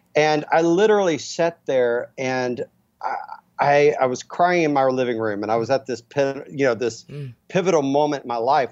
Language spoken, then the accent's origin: English; Dallas, Texas, United States; I'm from Dallas, Texas, where I mean it was mm. football and you know athlete athletics